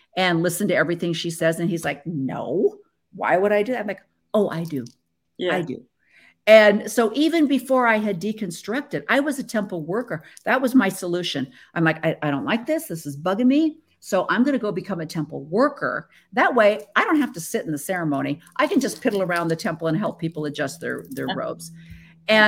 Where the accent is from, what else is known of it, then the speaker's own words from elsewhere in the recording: Illinois, United States; moved away; also born or lived in Pacific Northwest / Tualatin, Oregon; I grew up in Illinois